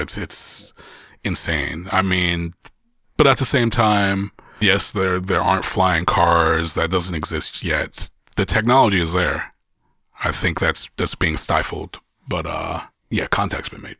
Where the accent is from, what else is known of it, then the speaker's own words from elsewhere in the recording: Columbus, Ohio, United States; in my hometown, being able to curate quality music so close to home